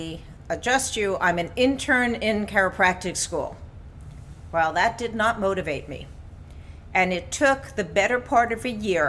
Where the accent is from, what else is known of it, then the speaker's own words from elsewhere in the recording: New York, United States; I grew up in New York in a medically dominated family